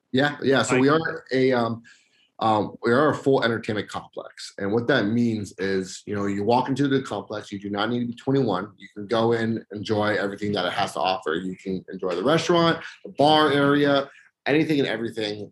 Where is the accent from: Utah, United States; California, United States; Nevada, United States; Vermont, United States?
Nevada, United States; Las Vegas; growing up in Vegas is, is spectacular.